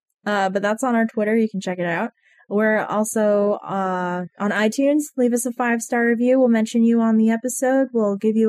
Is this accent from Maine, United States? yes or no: yes; Maine, United States; I mean, we're from Maine.